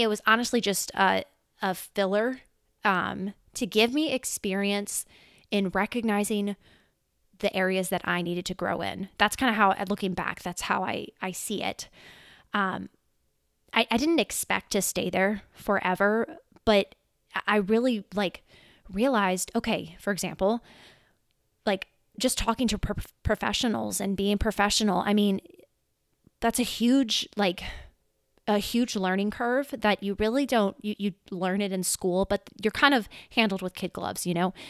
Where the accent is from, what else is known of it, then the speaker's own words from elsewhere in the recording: Louisiana, United States; also born or lived in California; I was born in California. However, we moved to Louisiana in twen-, two thousand. And, yeah, I've been in Louisiana ever since